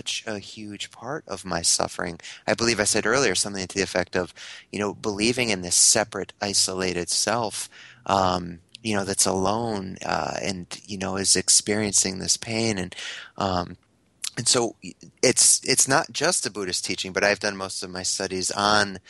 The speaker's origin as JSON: {"language": "English", "region": "Connecticut", "country": "United States", "moved": "yes", "lives_now": "Ottawa, Canada", "said": "I live in Ottawa now, but I'm from Connecticut."}